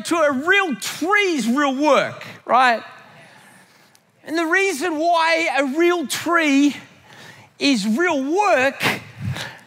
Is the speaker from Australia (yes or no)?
yes; Australia; when I grew up in Australia, you had to have a real tree